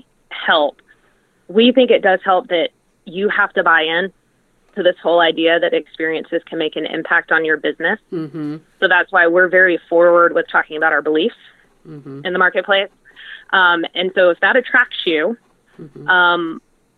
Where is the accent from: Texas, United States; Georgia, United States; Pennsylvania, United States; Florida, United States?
Georgia, United States; Atlanta; I'm from Atlanta